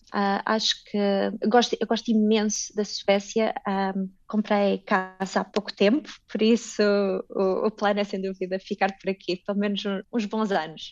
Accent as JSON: {"language": "Portuguese", "town": "Coimbra", "region": "Centro", "country": "Portugal", "tie": "born or raised there", "also_born_or_lived": "Japan", "moved": "as an adult", "lives_now": "Sweden", "said": "Coimbra, minha cidade natal"}